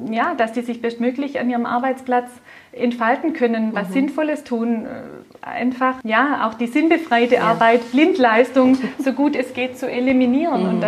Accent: Baden-Württemberg, Germany; accent: Swabian; Wir sind Schwaben, ich gehe davon aus, man hört das auch an meinem Dialekt.

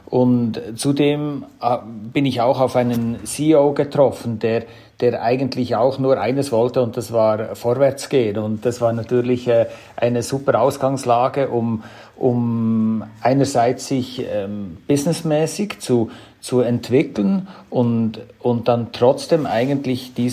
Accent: Switzerland; von meiner Sprache her komme ich aus der Schweiz, auch vom Namen her … Also das zeigt ein bisschen, äh, wo meine Wurzeln sind.

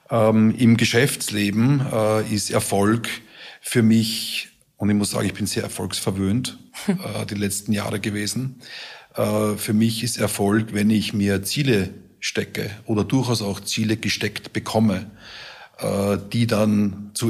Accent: Vienna, Austria; Genau, Gott sei Dank in meiner Heimat.

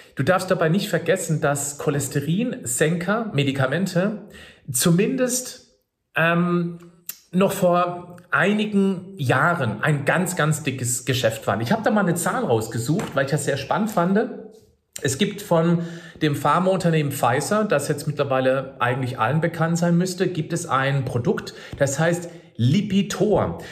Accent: Germany; bei uns in Deutschland

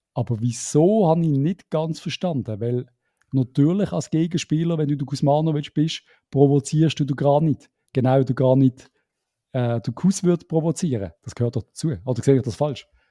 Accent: Switzerland; als Schweizer

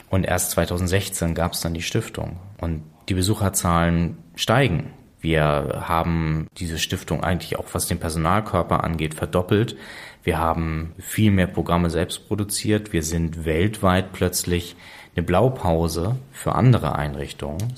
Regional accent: Preetz, Schleswig-Holstein, Germany; born there; warum bin ich in Preetz geboren und nicht in Kiel? Krankenhaus in Preetz war dichter dran, obwohl wir in Kiel gewohnt haben.

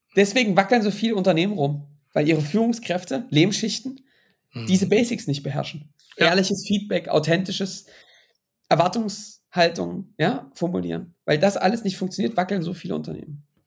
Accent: Baltic coast, Germany; ich bin an der Ostsee mit fast mit groß geworden

